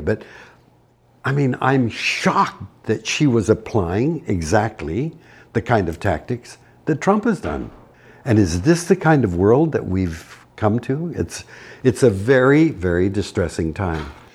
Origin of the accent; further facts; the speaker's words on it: Canada; As a Canadian